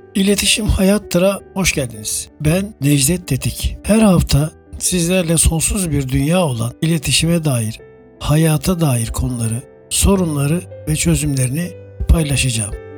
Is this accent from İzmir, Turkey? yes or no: yes; İzmir, Turkey; 1956 İzmir doğumluyum